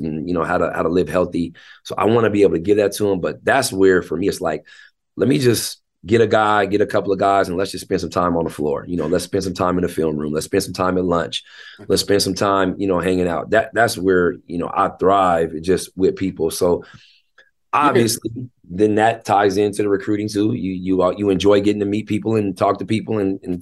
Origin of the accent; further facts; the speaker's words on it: Tacoma, Washington, United States; also born or lived in Seattle / Federal Way; I was actually born in Seattle. I was born at University of Washington Hospital. But then I was raised in Tacoma